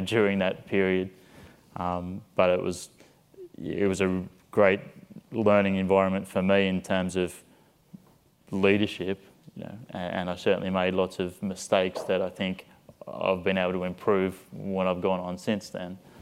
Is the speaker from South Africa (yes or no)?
no; Australia; moved away as an adult; also born or lived in Liverpool, United Kingdom; now in San Antonio, United States; I went back to Australia, to my hometown